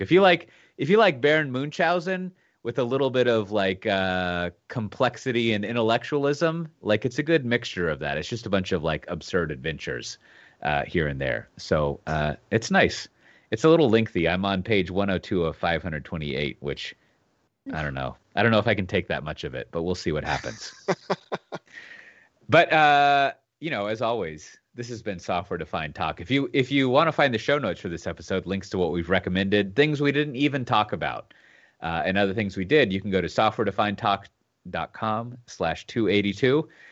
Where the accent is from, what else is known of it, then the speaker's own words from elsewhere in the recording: Texas, United States; being a Texan